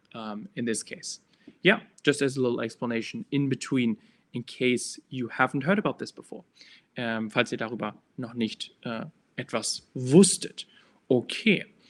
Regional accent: Hamburg, Germany; I am from Hamburg

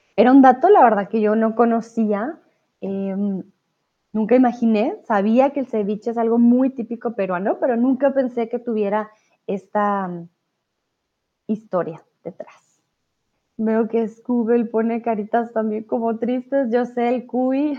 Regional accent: Colombia; yo soy de Colombia

